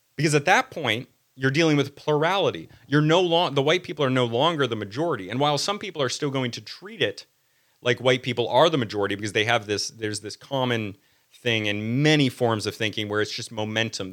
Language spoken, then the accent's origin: English; United States; I'm American